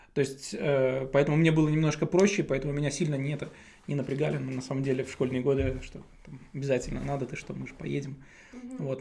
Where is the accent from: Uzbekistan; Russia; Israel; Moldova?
Uzbekistan; Tashkent; moved away as an adult; now in Germany; родился и вырос я в Узбекистане, в городе Ташкенте. 20 лет я там прожил